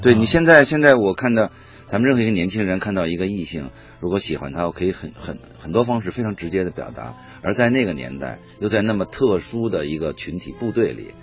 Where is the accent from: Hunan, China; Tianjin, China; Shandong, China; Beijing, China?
Beijing, China; 我生活在北京，我生在北京，我热爱这个城市